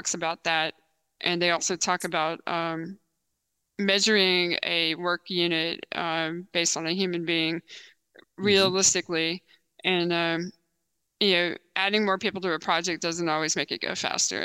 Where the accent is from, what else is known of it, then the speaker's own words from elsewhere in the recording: Texas, United States; And I grew up in Texas, born in Texas.